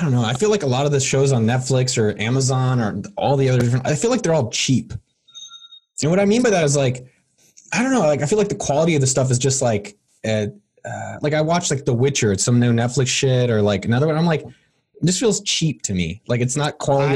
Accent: Bay Area, California, United States; I'm from the Bay Area, born and bred

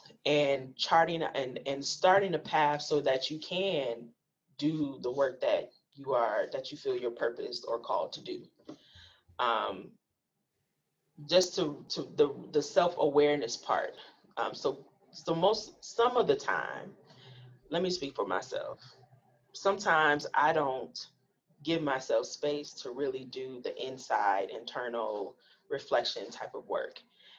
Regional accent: Milwaukee, Wisconsin, United States; because I'm a Black filmmaker, because I'm from Milwaukee, of course, Black Lens will pick.

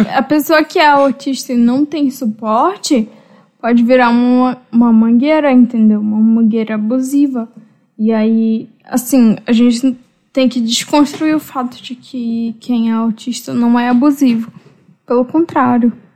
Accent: Pará, Brazil; moved away; eu sou paraense

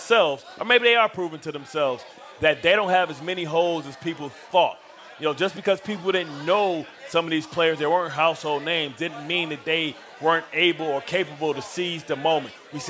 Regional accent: Detroit, Michigan, United States; I look at, like, the Detroit Lions because I'm from Detroit.

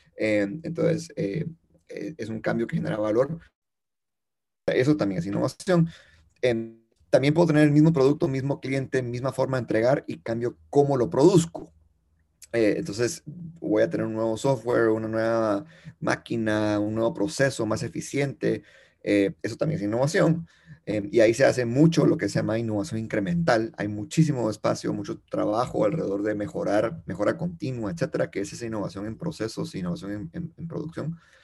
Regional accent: Guatemala; yo soy chapín eh, eh, de corazón y, y, de vida, nacido, crecido.

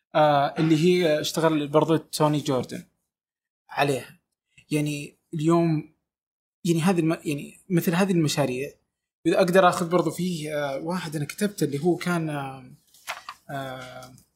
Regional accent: Saudi Arabia; انا من السعوديه

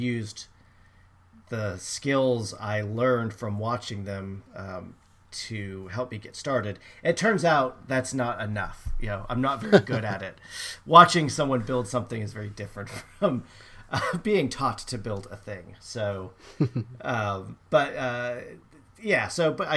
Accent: California, United States; moved away; I grew up in California, which is not at least the area I lived was not known for snow.

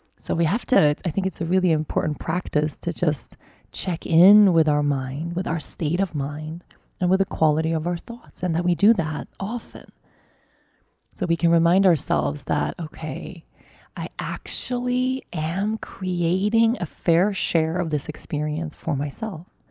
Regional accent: Sweden; moved away as an adult; also born or lived in Costa Rica; now in Aruba; I'm moving back to my home country

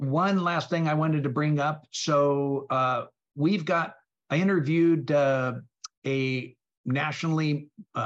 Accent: Midwest, United States; now in Omaha, United States; We've got a lot of similarities in our background from, growing up in the Midwest

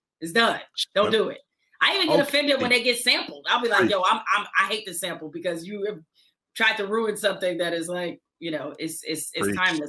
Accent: Detroit, Michigan, United States; I'm from Detroit

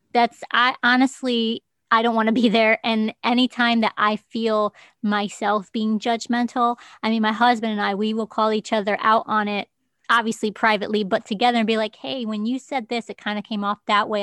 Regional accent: United States; I'm the American you

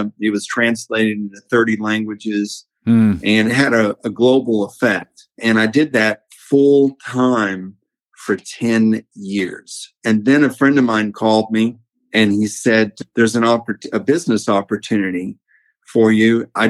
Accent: Tennessee, United States; moved away as an adult; also born or lived in California; So I was born in California in 1958. And at 6.5 years old, my parents moved me and my brother back to Tennessee. So I lived out all my life in Tennessee up until I was 21.

